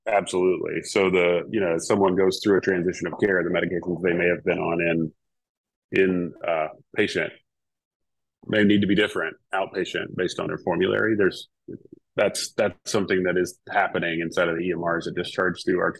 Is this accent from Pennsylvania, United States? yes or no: no; North Carolina, United States; now in West Coast, United States; I grew up in North Carolina too